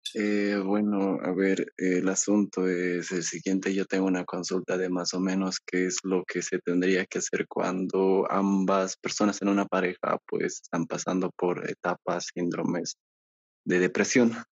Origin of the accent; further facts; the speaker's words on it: Bolivia; yo soy de Bolivia